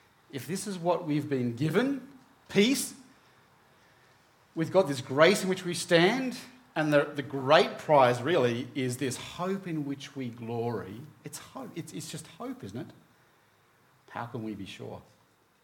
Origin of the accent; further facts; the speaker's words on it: Hobart, Tasmania, Australia; moved away; growing up in Tasmania, most of you know that's where I grew up, that's where I was born, grew up there in Hobart